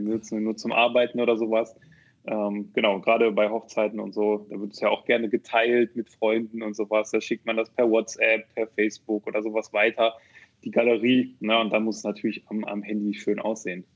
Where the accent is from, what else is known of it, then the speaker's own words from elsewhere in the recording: Neuss, North Rhine-Westphalia, Germany; now in Düsseldorf, Germany; bin ähm, ursprünglich aus Neuss.